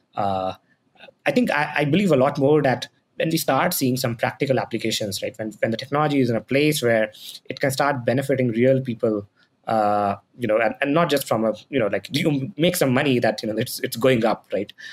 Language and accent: English; Patna, Bihar, India; moved away; I'm from Patna, Bihar